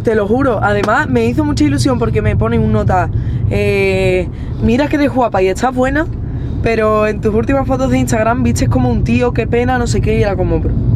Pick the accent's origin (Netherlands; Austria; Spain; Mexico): Spain; Seville, Andalusia; also born or lived in Sitges, Spain; mi Sevilla y de mi gente, mis amigos